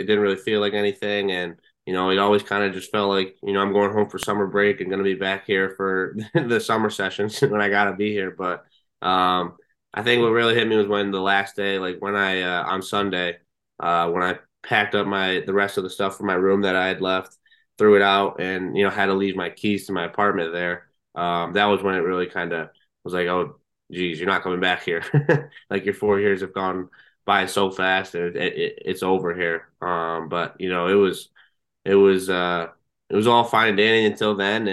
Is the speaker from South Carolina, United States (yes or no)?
no; New York, United States; moved away as an adult; I grew up in New York